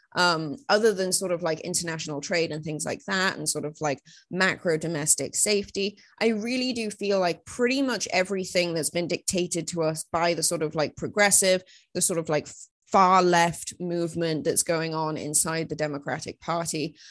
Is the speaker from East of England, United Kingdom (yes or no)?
no; Wales, United Kingdom; I'm from Wales